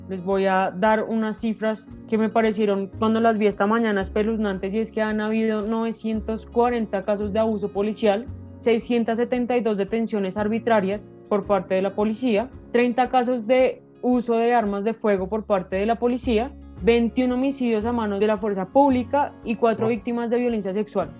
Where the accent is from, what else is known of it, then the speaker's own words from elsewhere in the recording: Colombia; somos los colombianos quienes le pagamos la salud y la pensión a los congresistas